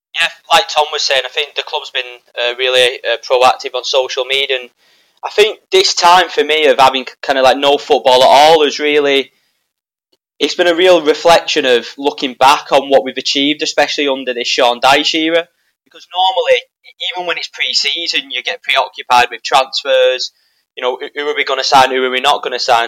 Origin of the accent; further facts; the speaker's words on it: Wigan, North West England, United Kingdom; I'm not from Burnley, from Wigan